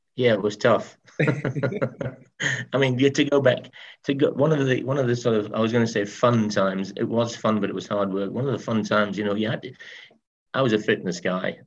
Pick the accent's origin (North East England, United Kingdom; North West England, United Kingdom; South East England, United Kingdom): North East England, United Kingdom; Berwick-upon-Tweed; I was brought up in Berwick upon Tweed.